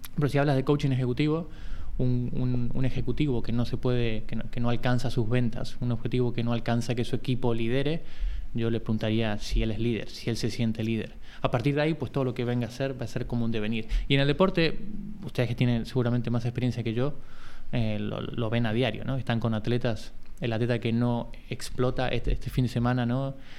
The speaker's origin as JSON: {"language": "Spanish", "region": "Buenos Aires", "country": "Argentina", "moved": "as an adult", "lives_now": "Barcelona, Spain", "said": "Soy de, primero soy de Buenos Aires, o sea, hace 20 años que vivo aquí en Barcelona, tengo 40"}